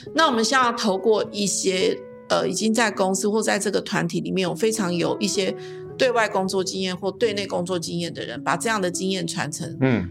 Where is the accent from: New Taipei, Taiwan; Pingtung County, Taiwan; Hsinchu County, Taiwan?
Pingtung County, Taiwan; Zhutian; moved away as an adult; 我们的故乡竹田这个地方